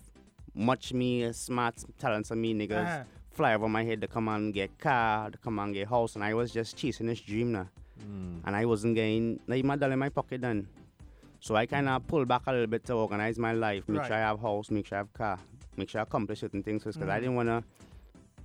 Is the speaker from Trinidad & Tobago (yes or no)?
yes; Petit Valley, Trinidad & Tobago; now in United States; born Pitti Valley, Trinidad and Tobago is where I grew up